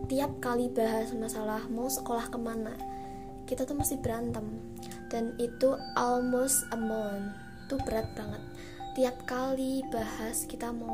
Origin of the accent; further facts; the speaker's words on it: Surakarta, Central Java, Indonesia; dan tuh juga di Solo karena gue ini orang Solo coy